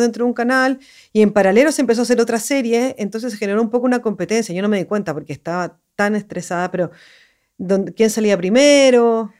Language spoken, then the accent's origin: Spanish; Santiago, Santiago Metropolitan Region, Chile; moved away; Yo soy de Santiago